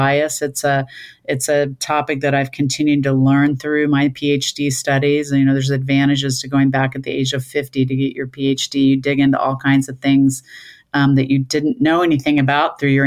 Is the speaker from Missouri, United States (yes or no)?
yes; Kansas City, Missouri, United States; moved away as an adult; I'm back living part-time in Kansas City, my hometown where I grew up after 40 years